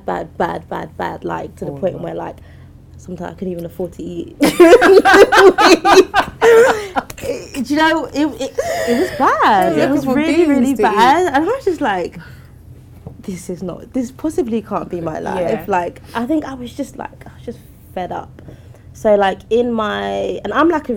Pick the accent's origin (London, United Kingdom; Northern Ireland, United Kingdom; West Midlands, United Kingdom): London, United Kingdom; also born or lived in Leytonstone / Walthamstow / Essex / Lagos, Nigeria; I grew up in a council estate. I grew up in East London, Leighton